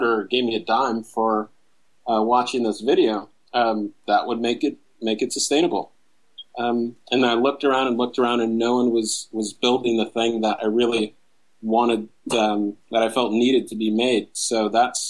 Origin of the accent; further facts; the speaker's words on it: San Jose, California, United States; now in Los Angeles, United States; But originally, I was born in San Jose, California. Or raised in San Jose